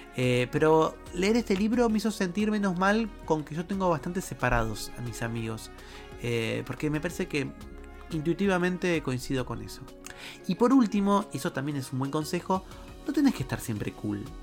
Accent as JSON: {"language": "Spanish", "country": "Argentina", "said": "en mi país, en Argentina"}